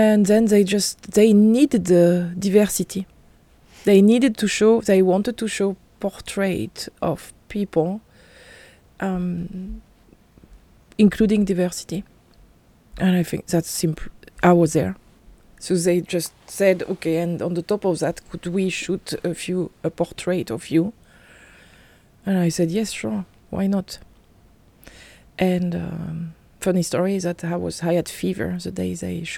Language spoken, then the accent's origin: English; France; I'm French, I'm from Europe.